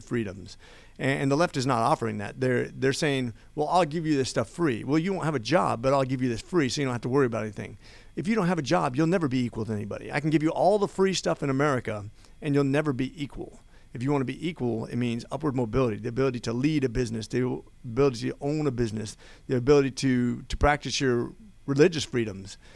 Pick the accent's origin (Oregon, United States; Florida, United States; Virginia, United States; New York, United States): Oregon, United States; also born or lived in Las Vegas, Nevada; I was born in Vegas. My dad was a deputy sheriff. We soon moved to Oregon, and I grew up, uh, in a single parent family